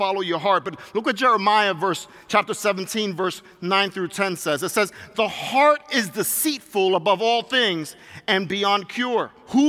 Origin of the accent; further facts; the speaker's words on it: New York City, New York, United States; moved away; also born or lived in Puerto Rico (ancestry); I grew up being in New York City, and I grew up from Puerto Rican descent